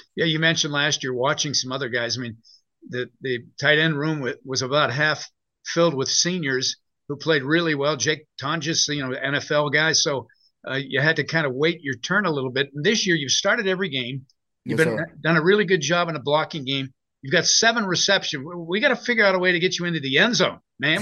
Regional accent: Western Pennsylvania, United States; moved away; When I was growing up in Western Pennsylvania

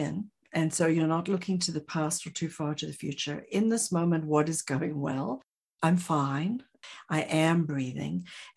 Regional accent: South Africa; I'm from South Africa

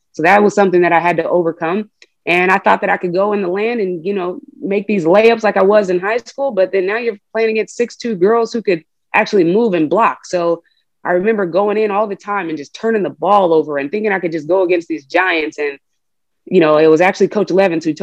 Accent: Oakland, California, United States; moved away as an adult; also born or lived in Reno, Nevada; I was that kid from Oakland and this was my first opportunity and my ticket to get out of there

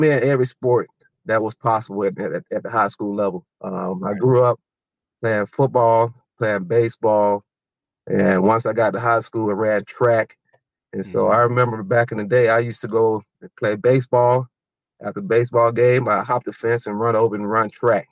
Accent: Waterloo, South Carolina, United States; moved away as an adult; also born or lived in Minnesota / Canada; I'm from a little town just south of Lawrence. So Lawrence is where we went to high school, okay. But my hometown is Waterloo

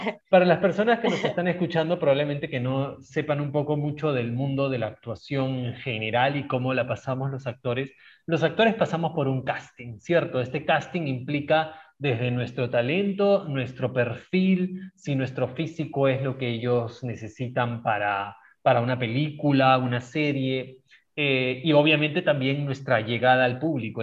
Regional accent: Peru; Nosotros tres que somos latinoamericanos, tres peruanos

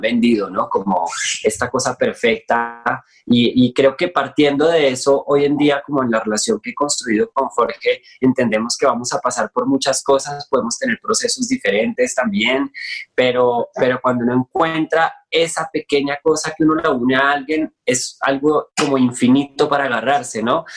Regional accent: Bogotá, Colombia; moved away as an adult; now in Mexico City, Mexico; Bogotá, de donde soy

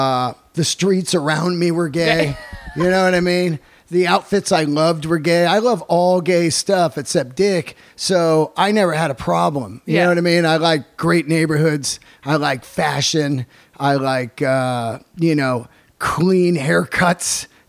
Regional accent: Bay Area, California, United States; I grew up in the Bay Area

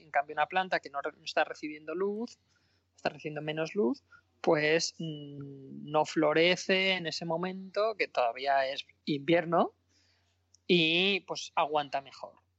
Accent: Madrid, Community of Madrid, Spain; also born or lived in Granada / Berlin / Penryn; yo soy madrileño

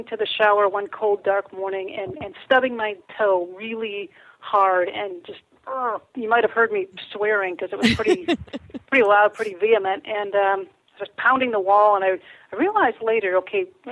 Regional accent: Benton Harbor, Michigan, United States; now in San Diego, United States; Southwest corner down Benton Harbor, St. Joe area.

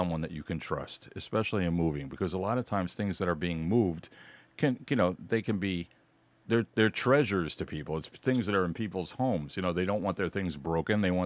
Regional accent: Kings Park, New York, United States; I grew up in Kings Park

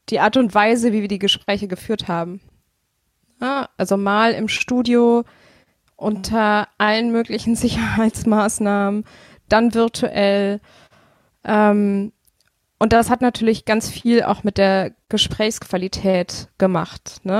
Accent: Bonn, North Rhine-Westphalia, Germany; ich bin in Bonn aufgewachsen. Ich habe das natürlich alles irgendwie miterlebt.

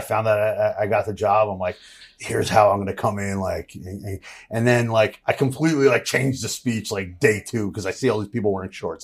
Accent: Jersey Shore, New Jersey, United States; I'm from Jersey Shore

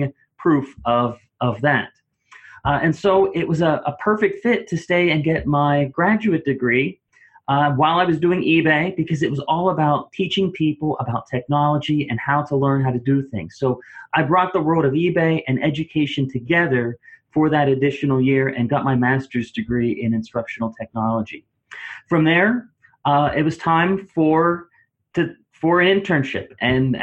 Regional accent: Clearfield, Pennsylvania, United States; I got a job offer in my hometown school district in Clearfield, Pennsylvania

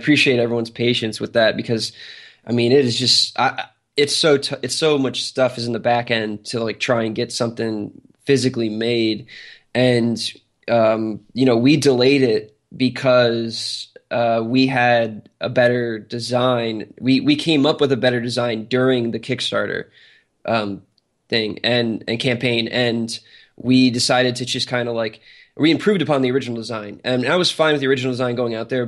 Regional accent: New Jersey, United States; now in Atlanta, United States; I'm from New Jersey too. So, and so is Armand. I just happen to live in Atlanta now

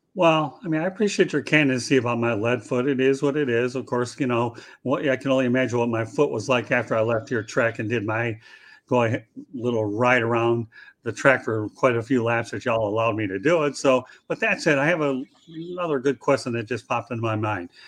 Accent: Detroit, Michigan, United States; I'm from the Metro Detroit area

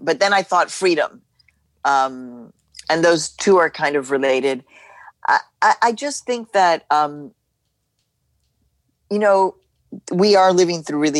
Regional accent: Mexico; now in United States; I was born in Mexico. I'm a proud Mexican woman, immigrant woman. I'm an American citizen now.

